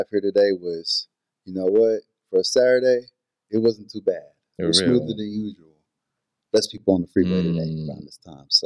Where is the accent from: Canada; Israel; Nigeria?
Nigeria; but being Nigerian, it's it's, it's five careers.